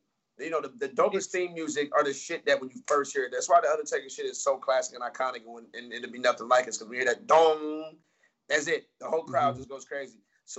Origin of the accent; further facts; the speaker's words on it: Atlanta, Georgia, United States; I'm from Atlanta.